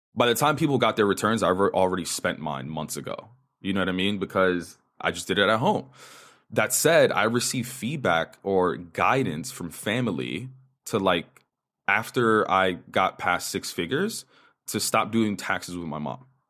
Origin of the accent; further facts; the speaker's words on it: New York, United States; first language Spanish; English is a second language; So, native New Yorker, I grew up in the Upper West Side of New York in a Dominican household.